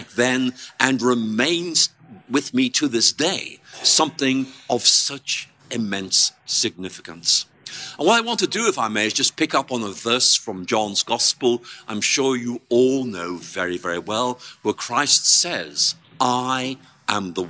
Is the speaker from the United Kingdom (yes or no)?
yes; Northern Ireland, United Kingdom; moved away; I came from Northern Ireland